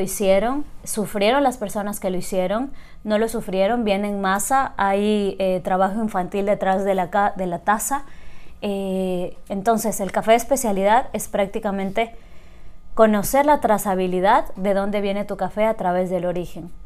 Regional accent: Loja, Ecuador; moved away as an adult; also born or lived in Guayaquil; yo nací y crecí en Loja hasta el colegio.

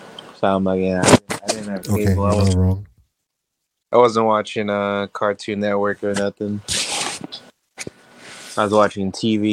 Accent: Jamaica; moved away; I grew up in Jamaica, Josh.

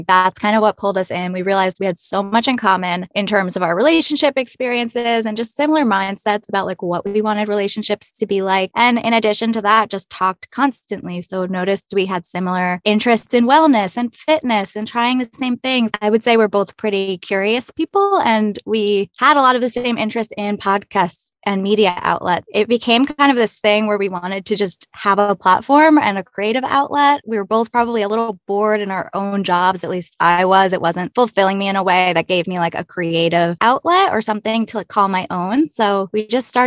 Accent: New Jersey, United States; moved away as an adult; now in New York City, United States; I grew up in New Jersey.

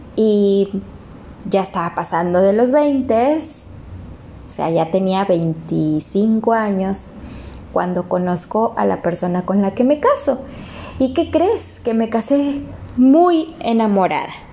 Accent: Ciudad Victoria, Tamaulipas, Mexico; somos de Tamaulipas, de Ciudad Victoria

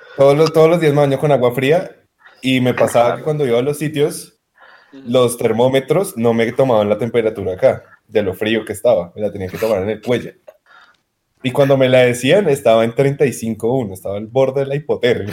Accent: Bogotá, Bogotá Capital District, Colombia; yo, típico rolo

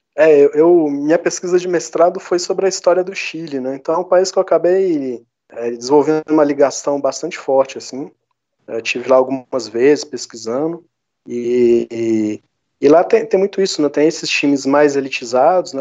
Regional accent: Minas Gerais, Brazil; accent: mineirinho, do interior; Meu sotaque mineirinho, né, do interior.

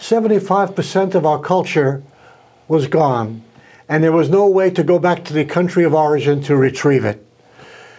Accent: New York City, New York, United States; now in Fresno, United States; I was born in New York City

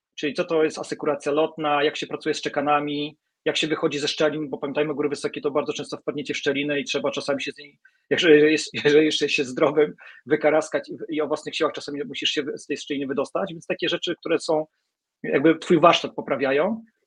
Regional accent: Gdańsk, Pomeranian Voivodeship, Poland; jestem gdańszczaninem

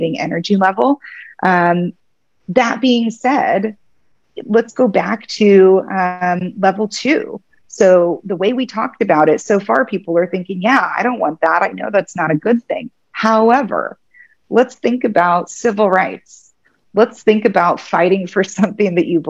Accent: Kansas City, United States; moved away as an adult; also born or lived in San Diego; I'm in Kansas City now. This is my hometown. I left Kansas when I went to law school

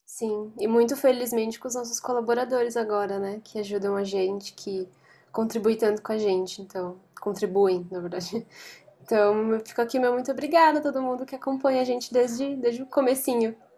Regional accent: São Paulo, Brazil; eu sou de São Paulo

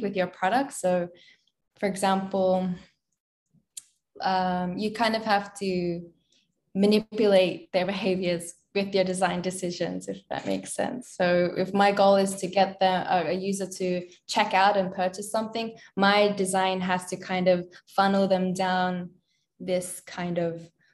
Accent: Australia; moved away as an adult; also born or lived in Philippines; I was born and raised in Australia

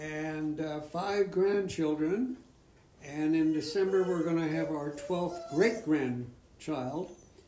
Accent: California, United States; born there; now in Eagle, United States; I was originally from, I was born in Southern California.

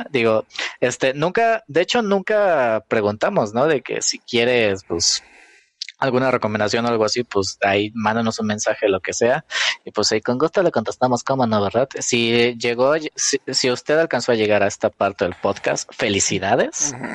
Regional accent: Mexico; Es que yo soy mexicana, yo quiero comer sopa de tortilla

